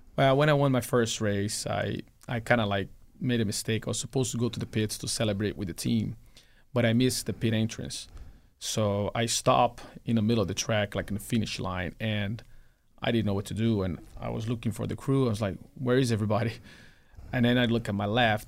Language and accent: English; Brazil; moved away; my dad used to have a race team in my hometown